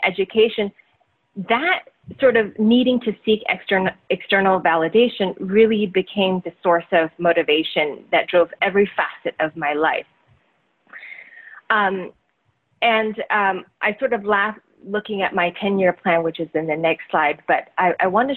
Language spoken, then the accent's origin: English; Taiwan; also born or lived in Southeast Asia; now in United States; growing up in Taiwan and then, you know, Southeast Asia and then coming over to the United States.